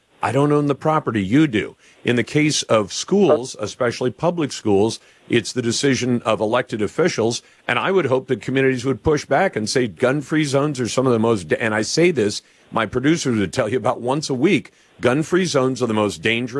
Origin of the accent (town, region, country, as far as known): Oxford, Michigan, United States; born or raised there